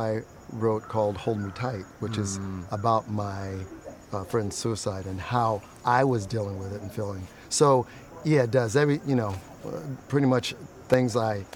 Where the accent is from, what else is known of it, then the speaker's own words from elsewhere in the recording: New Jersey, United States; I'm from New Jersey, and I work in the Department of Human Services